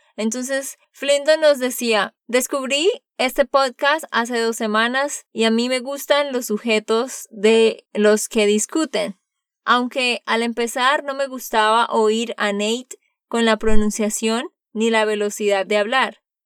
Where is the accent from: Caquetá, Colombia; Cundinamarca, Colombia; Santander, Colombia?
Santander, Colombia; moved away as an adult; now in United States; de Santander, Colombia